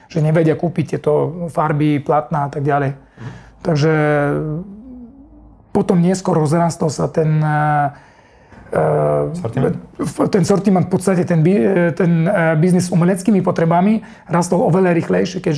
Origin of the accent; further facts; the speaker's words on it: Germany; Slovak is a second language; moved away as an adult; also born or lived in Russia / Kazakhstan; now in Slovakia; ja som z Nemecka, tam som vyrastal, uh, chodil som tam do školy, narodený som v Rusku, Eh, žil som tam 6 rokov, 2 roky Kazachstan, mm. také je to dosť mešané celé.